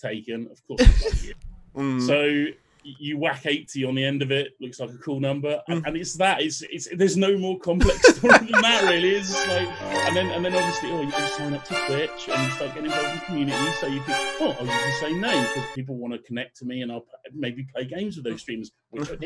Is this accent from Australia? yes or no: no; South of England, United Kingdom; also born or lived in North London; If you can't source the accent, I grew up in the south of England